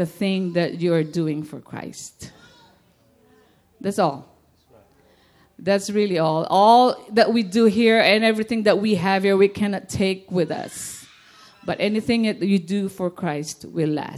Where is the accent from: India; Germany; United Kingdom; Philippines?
Philippines; moved away; being a Filipino